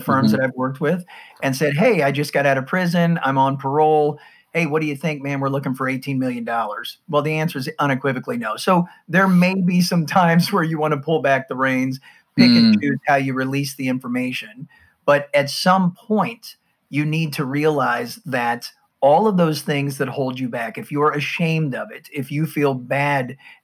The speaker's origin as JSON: {"language": "English", "country": "United States", "said": "you can tell from my accent, I'm from the States"}